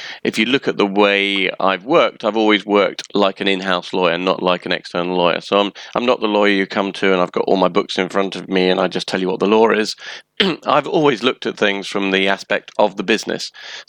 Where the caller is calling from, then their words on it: London, United Kingdom; I'm joining you from a very, very sunny London.